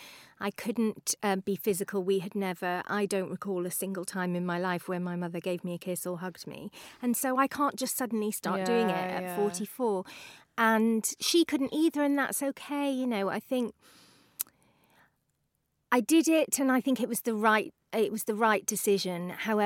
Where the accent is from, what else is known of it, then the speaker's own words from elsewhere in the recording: United Kingdom; Also, we're British